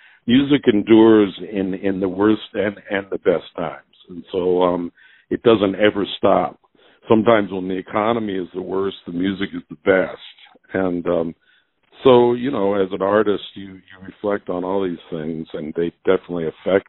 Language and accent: English; United States; I mean, I'm definitely a from the United States, and my music is reflects